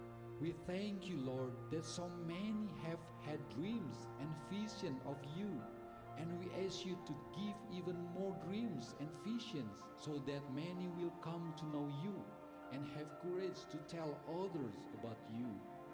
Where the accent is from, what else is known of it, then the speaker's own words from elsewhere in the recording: Sunda people, West Java, Indonesia; I am from the Sunda people group in Indonesia. I used to be a Muslim, but today I am a follower of Jesus Christ.